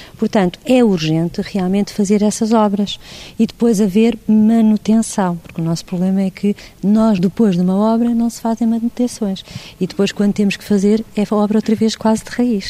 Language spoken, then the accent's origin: Portuguese; Portugal; ela faz parte da nossa identidade cultural como portugueses que somos